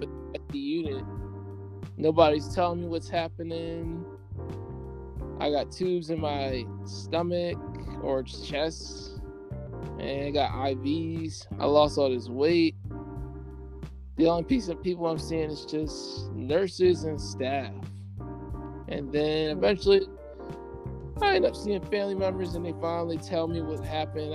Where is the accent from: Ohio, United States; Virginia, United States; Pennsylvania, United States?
Pennsylvania, United States; Coatesville; also born or lived in Lancaster, Pennsylvania; I'm a native of Coastal Pennsylvania. I was born in Brandywine Hospital. I was in, enrolled in the school district of Coatesville area until 2001 when my mom decided to move to Lancaster